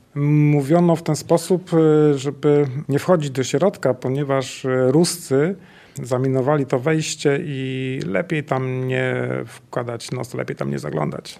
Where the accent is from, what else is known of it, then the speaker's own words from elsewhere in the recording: Bolków, Lower Silesian Voivodeship, Poland; pochodzę z Bolkowa. Dzieliło mnie od góry w latach dzieciństwa około dwustu metrów